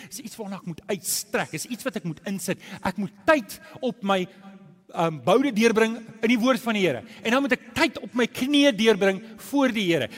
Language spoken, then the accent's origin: Afrikaans; South Africa; ons Afrikaners